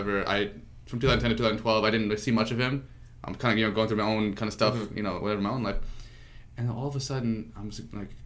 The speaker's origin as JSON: {"language": "English", "area": "Long Island", "region": "New York", "country": "United States", "tie": "born or raised there", "said": "I grew up on Long Island"}